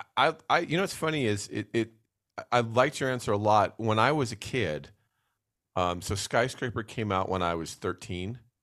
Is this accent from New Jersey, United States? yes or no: yes; New Jersey, United States; moved away; growing up in New Jersey